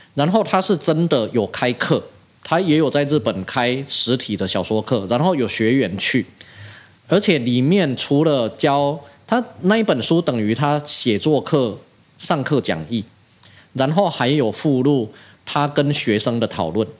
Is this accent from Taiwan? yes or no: yes; Taiwan; 我们台湾人